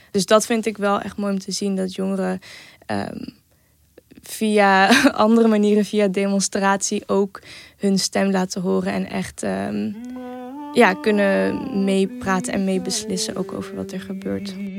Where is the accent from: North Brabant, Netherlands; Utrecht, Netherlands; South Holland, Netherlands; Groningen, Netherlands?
North Brabant, Netherlands; Eindhoven; ik ben 19 jaar, ik kom uit Eindhoven